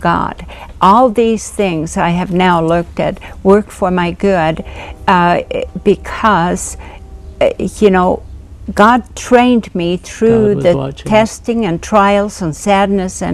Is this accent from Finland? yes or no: yes; Finland; I grew up in, I was born and raised in Finland